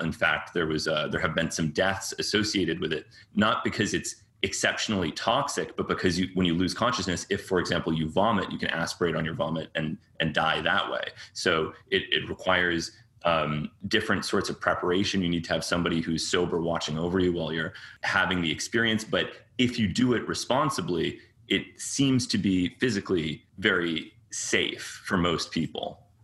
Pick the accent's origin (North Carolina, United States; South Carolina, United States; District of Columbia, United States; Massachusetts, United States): Massachusetts, United States; Cambridge; born or raised there; also born or lived in New York